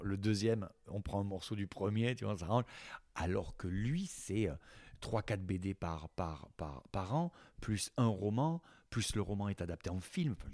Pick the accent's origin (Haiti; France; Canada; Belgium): France; near Collioure, Occitania; moved away; Et tu te retrouves là où tu as grandi. Moi, ils ont gardé ma chambre, je dis d'ado intacte.